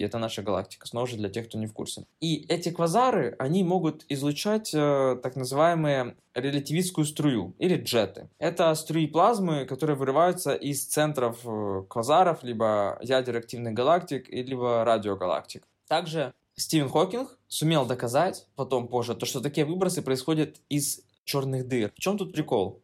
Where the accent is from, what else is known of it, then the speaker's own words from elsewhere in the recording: Kryvyi Rih, Dnipropetrovsk Oblast, Ukraine; moved away; дома в Кривом Роге, я из Кривого Рога